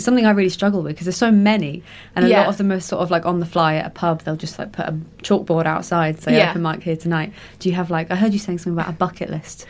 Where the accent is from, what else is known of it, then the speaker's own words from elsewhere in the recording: Winchester, South East England, United Kingdom; I'm from Winchester